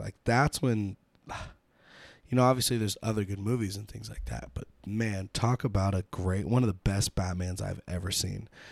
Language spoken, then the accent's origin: English; United States; being American